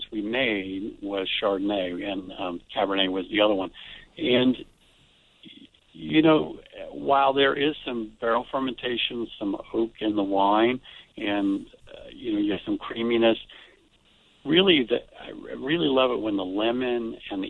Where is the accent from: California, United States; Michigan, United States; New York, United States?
California, United States; Lake County; where I grew up in Lake County